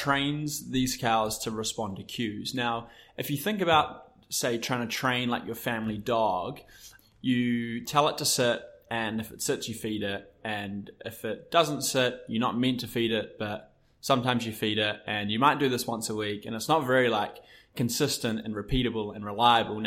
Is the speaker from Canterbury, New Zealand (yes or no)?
no; Waikato, New Zealand; moved away as an adult; also born or lived in Auckland; I was born and bred on a dairy farm in the Waikato